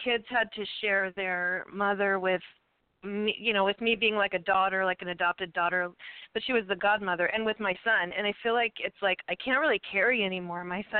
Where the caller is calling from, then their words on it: Ventura, California, United States; Hi, I'm calling from Ventura, California.